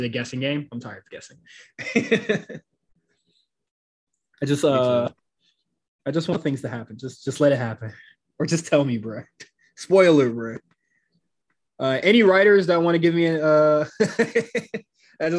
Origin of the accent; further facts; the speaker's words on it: Miami, Florida, United States; I'm from Miami